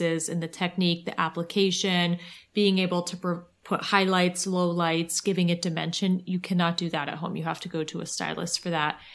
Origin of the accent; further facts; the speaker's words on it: Ohio, United States; I'm from Ohio